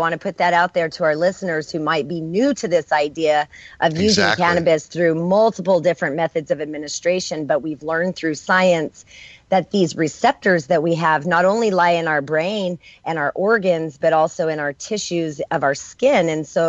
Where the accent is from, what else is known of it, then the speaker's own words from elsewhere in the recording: New Mexico, United States; I come from New Mexico